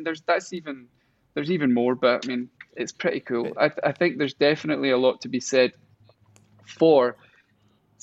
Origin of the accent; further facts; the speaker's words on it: Stafford, West Midlands, United Kingdom; moved away; also born or lived in Crouch End, London; I was born in Stafford.